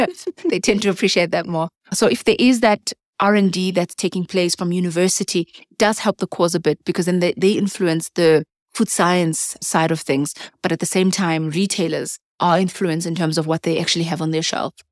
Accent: South Africa

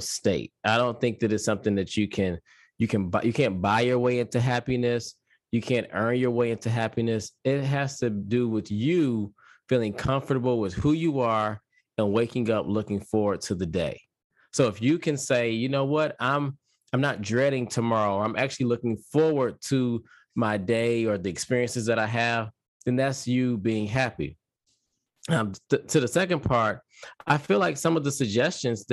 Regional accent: Detroit, Michigan, United States; I'm originally from Detroit, Michigan

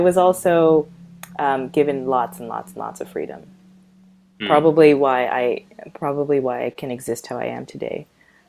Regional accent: Calgary, Alberta, Canada; But growing up in Calgary was I don't, oh gosh, it's so hard to, I don't even know how to put it into words.

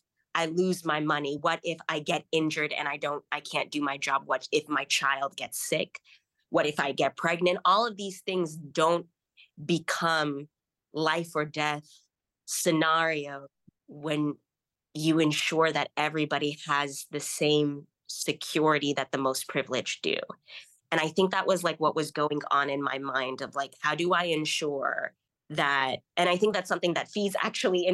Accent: Kenya; growing up in Kenya

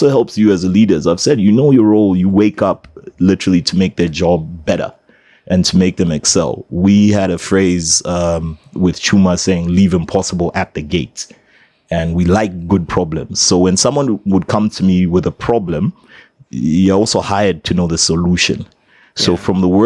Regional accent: Zambia; I'm from Zambia

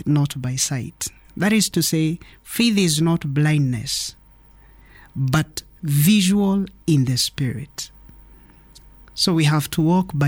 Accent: Kenya; I'm Kenyan

